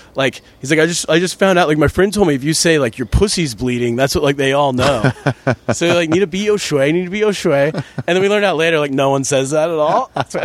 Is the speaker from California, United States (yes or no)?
yes; Sacramento, California, United States; moved away as an adult; now in Shanghai, China; I grew up in Sacramento.